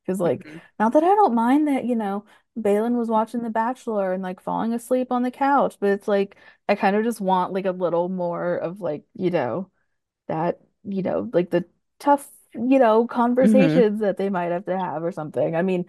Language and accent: English; Chicago, Illinois, United States; so many trust issues because I'm from Chicago.